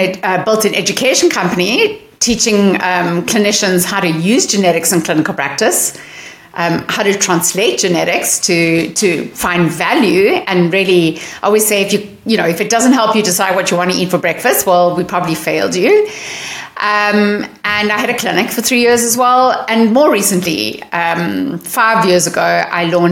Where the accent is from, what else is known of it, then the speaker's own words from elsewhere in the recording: South Africa; now in Seattle, United States; as you may hear from my accent, I'm not born in America. I'm born in South Africa